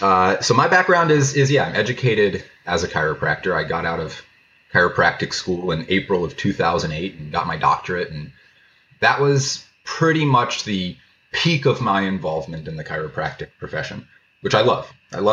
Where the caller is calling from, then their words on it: Carpinteria, California, United States; I'm in Carpinteria, just outside of Santa Barbara, California right now.